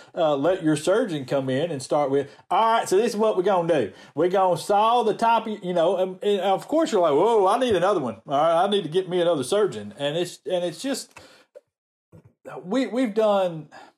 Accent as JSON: {"language": "English", "region": "the South", "country": "United States"}